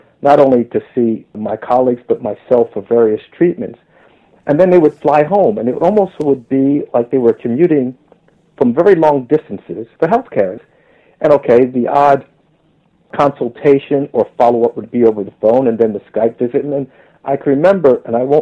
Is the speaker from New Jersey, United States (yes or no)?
yes; New Jersey, United States; moved away as an adult; also born or lived in New York City, United States / Leuven, Belgium / Maryland, United States; now in London, United Kingdom; being born in New York City, the Bronx, and growing up in New Jersey in a very excellent school system